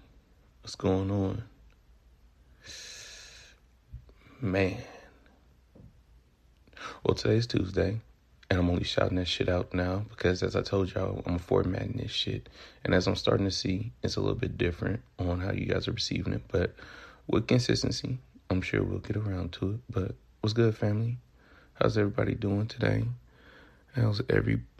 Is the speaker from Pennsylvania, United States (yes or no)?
no; Memphis, Tennessee, United States; accent: Southern; now in California, United States; I derive from the east part of Memphis, Tennessee.